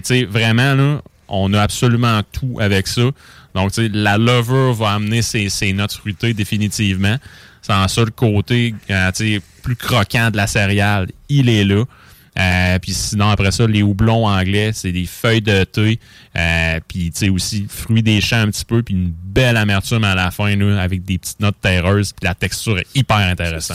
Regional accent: Quebec, Canada; chez nous, au Québec

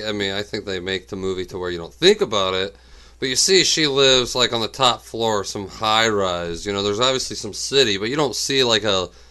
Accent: United States; I'm American.

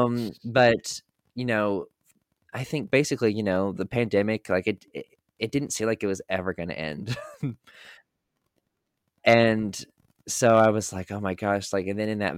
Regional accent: North Carolina, United States; the house that I grew up in North Carolina

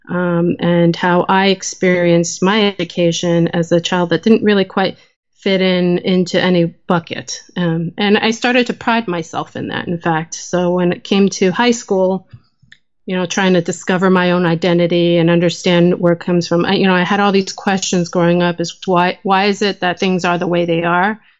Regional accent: New Jersey, United States; And growing up in New Jersey in the 1980s was an interesting time as an Asian American

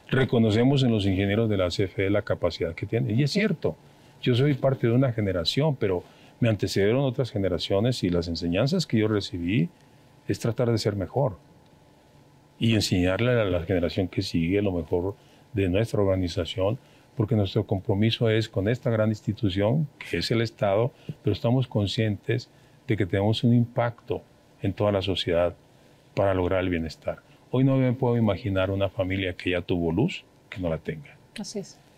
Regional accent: Mexico; Los que vamos a perder son los mexicanos, somos los mexicanos.

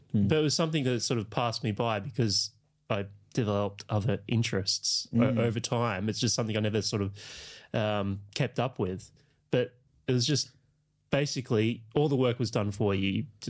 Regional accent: Canberra, Australian Capital Territory, Australia; moved away; also born or lived in Yass / Cooma / Echuca; I'm from Canberra, actually.

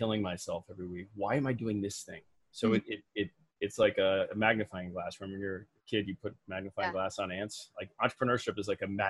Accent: Midwest, United States; I was raised in the Midwest

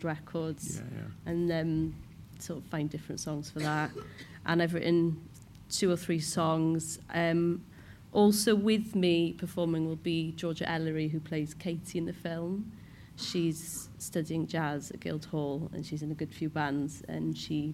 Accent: Cardiff, Wales, United Kingdom; first language Cornish; English is a second language; I grew up speaking Cornish in Cardiff. I'm not Cornish by birth.

